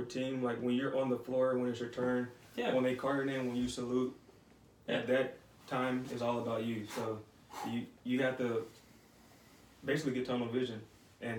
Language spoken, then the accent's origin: English; Atlanta, Georgia, United States; moved away; also born or lived in Florida; I'm from Atlanta.